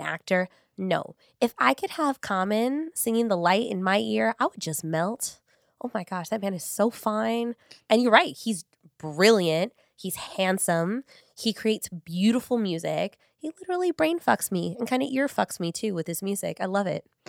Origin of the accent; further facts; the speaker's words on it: Long Beach, California, United States; I grew up in North Long Beach, like, Paramount.